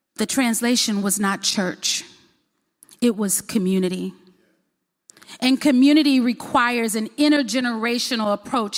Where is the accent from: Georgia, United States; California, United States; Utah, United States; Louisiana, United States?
Louisiana, United States; Baton Rouge; now in Huntsville, United States; I was born in Baton Rouge, Louisiana, and I always forget. I never want to tell people I'm from Alabama. I don't know why. Um, but we live in Huntsville, Alabama